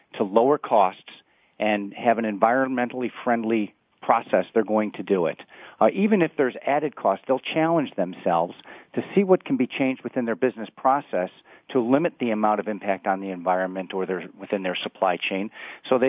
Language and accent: English; Chicago, Illinois, United States; here in Chicago, which is where I'm from as well